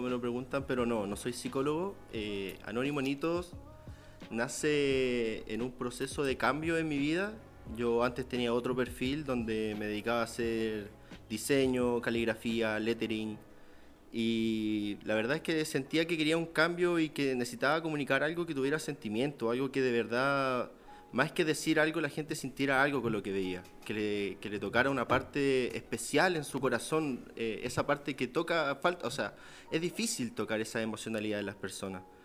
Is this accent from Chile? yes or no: yes; Santiago, Santiago Metropolitan Region, Chile; soy de Santiago